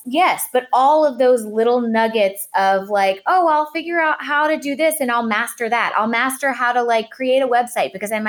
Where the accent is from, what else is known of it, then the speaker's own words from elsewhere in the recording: New Orleans, Louisiana, United States; also born or lived in Los Angeles, United States; we both grew up, were born and raised in New Orleans